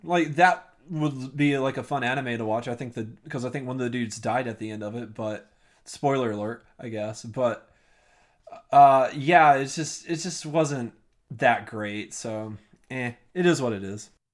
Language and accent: English; United States; as an American